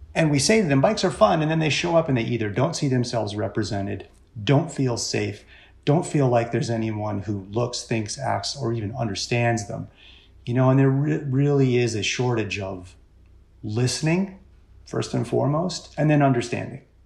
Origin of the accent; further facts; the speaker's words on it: Richmond, Virginia, United States; also born or lived in Orange County, California; now in Portland, United States; I grew up in Richmond, Virginia